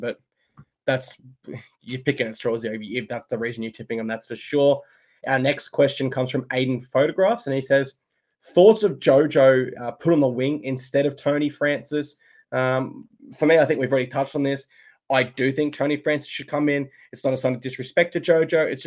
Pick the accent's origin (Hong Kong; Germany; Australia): Australia; Gold Coast, Queensland; I'm from the Gold Coast. I love the Gold Coast. That's my place, my community.